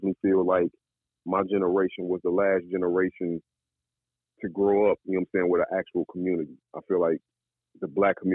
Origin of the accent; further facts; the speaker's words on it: Chicago, Illinois, United States; I'm definitely from Chicago, southwest side, LeClaire Court, right off the Stevenson Expressway